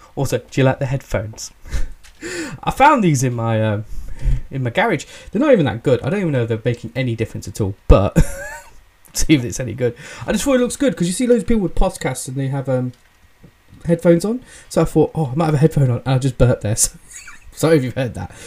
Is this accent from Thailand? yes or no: no; England, United Kingdom; accent: English; I'm British, I'm English. Tell by the accent.